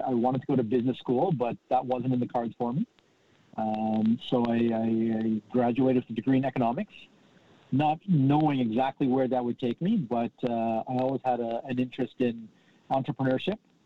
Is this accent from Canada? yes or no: yes; Southern Ontario, Canada; also born or lived in London, Ontario; I grew up in Southern Ontario, went to school in London, Ontario.